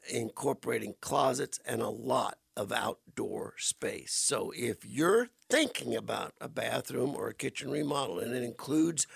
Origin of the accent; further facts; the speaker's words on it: Welsh, Louisiana, United States; my hometown of Welch